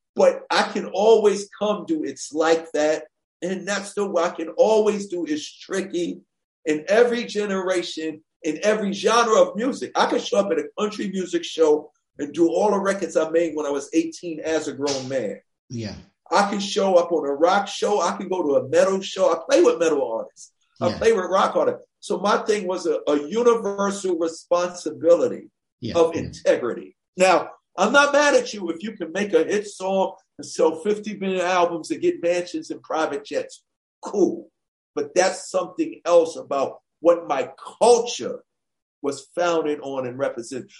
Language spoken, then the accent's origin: English; New York City, New York, United States; growing up in Hollis, Queens, New York